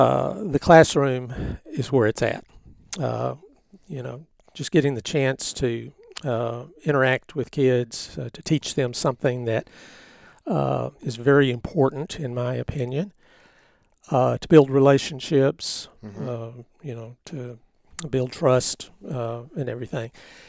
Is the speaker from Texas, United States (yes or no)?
yes; Grand Saline, Texas, United States; Yes, yes. Uh-huh. And, you know, most of the folks my age that were born here in Van Zandt County were born in Grand Saline at that hospital. That was my original home out there.